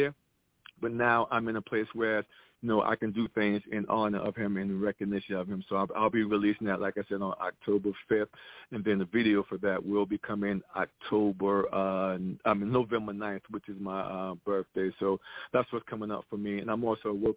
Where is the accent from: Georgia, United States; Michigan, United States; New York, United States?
New York, United States; New York City; moved away as an adult; now in Goldsboro, United States; I was actually born and raised in Brooklyn, New York.